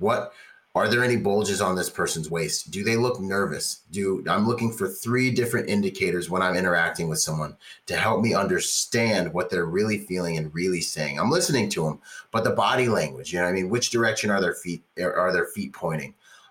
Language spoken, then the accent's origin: English; California, United States; I grew up in Orange County, California